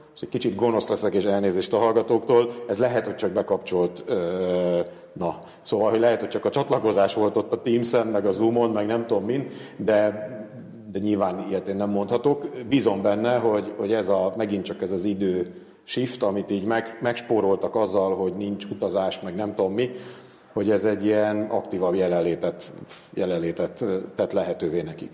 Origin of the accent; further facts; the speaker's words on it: Devecser, Veszprém County, Hungary; moved away; also born or lived in Tapolca; E, illetve Tapolcán születtem, csak Devecserben nőttem fel